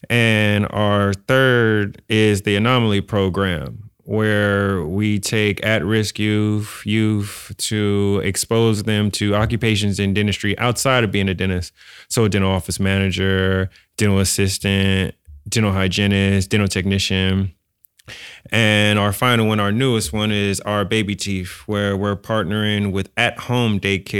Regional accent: San Francisco, California, United States; I'm born and raised in San Francisco.

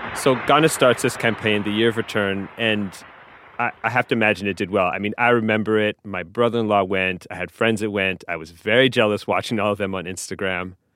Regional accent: Montreal, Quebec, Canada; moved away as an adult; also born or lived in Tanzania; I'm from Montreal

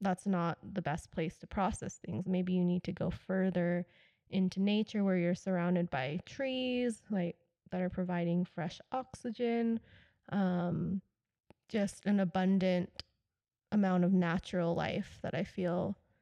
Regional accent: United States; also born or lived in Tokyo; I'm an American and I grew up here

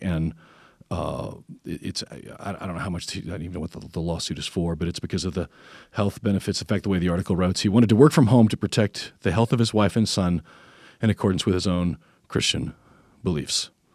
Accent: Tennessee, United States; we're from Tennessee

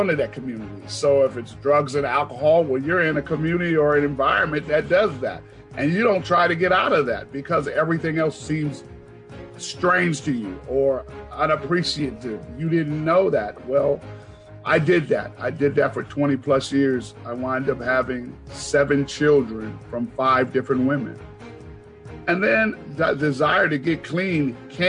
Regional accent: Seattle, Washington, United States; I'm born and raised in Seattle

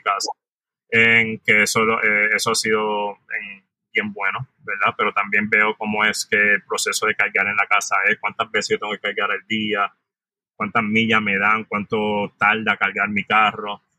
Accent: San Juan, Puerto Rico; moved away as an adult; also born or lived in New York, United States; Soy natural de San Juan, Puerto Rico. Me crié en área metropolitana toda mi vida

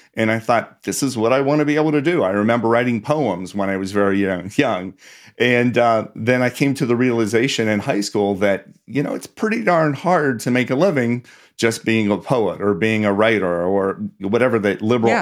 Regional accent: Pittsburgh, Pennsylvania, United States; I grew up in Pittsburgh, did not come from a family with a lot of money

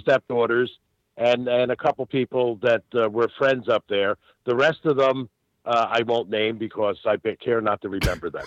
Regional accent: Philadelphia, Pennsylvania, United States; when I was about eight or nine years old, it, uh, growing up in South Philly

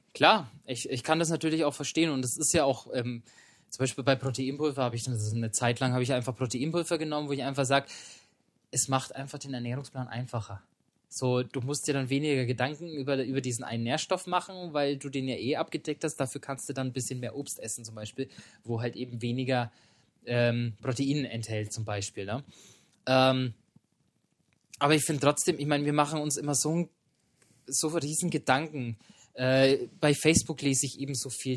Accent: Germany; bei uns in Deutschland

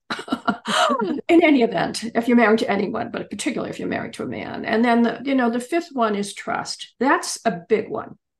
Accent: Pennsylvania, United States; also born or lived in England

